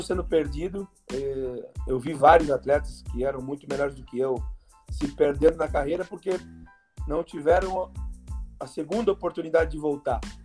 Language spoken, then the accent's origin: Portuguese; Bragança Paulista, São Paulo, Brazil; sou de Bragança